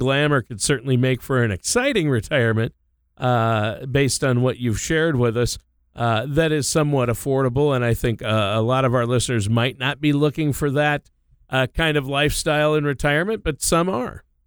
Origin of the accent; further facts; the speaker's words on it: Minnesota, United States; Minnesota, my home state